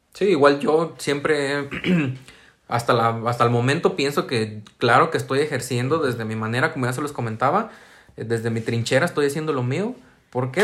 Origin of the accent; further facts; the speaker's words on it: San Martín, Mexico; opté por venirme a mi ciudad de origen para no estar pagando una renta, para ya no ser foráneo, y, eh, busqué yo mismo hacer el servicio en comunicación social de mi municipio